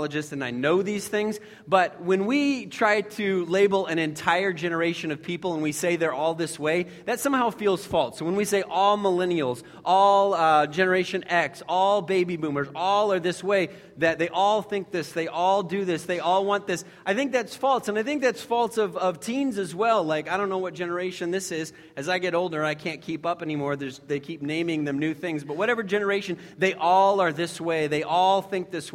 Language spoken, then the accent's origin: English; United States; as many American Christians